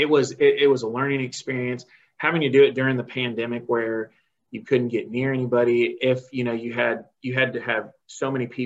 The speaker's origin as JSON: {"language": "English", "country": "Dominican Republic", "tie": "born or raised there", "moved": "as an adult", "lives_now": "United States", "said": "growing up in the Dominican, we thought we were cool because we could speak Spanish and we could sing in Spanish and stuff."}